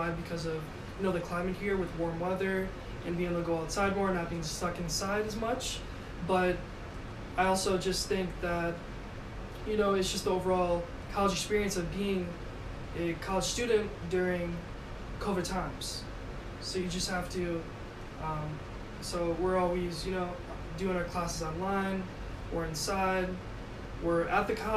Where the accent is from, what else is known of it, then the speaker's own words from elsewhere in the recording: Madison, Wisconsin, United States; my hometown of Madison, Wisconsin